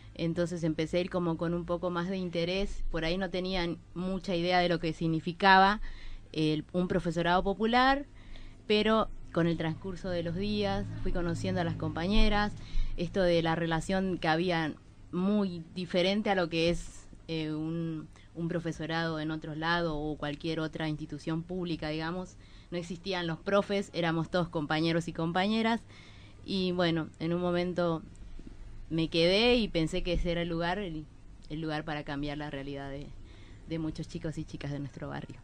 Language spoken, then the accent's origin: Spanish; Bolivia; moved away as an adult; now in Buenos Aires, Argentina; soy boliviana eh, hace 14 años que iba acá, y había terminado la secundaria en Bolivia